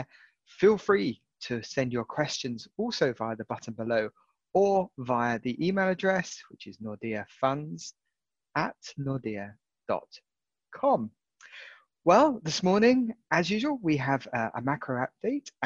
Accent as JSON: {"language": "English", "country": "United Kingdom", "said": "being a Brit"}